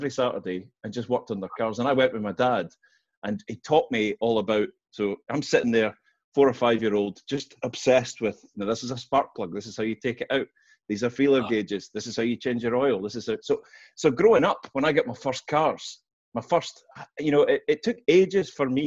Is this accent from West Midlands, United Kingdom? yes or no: no; Glasgow, Scotland, United Kingdom; I was born in Govan in Glasgow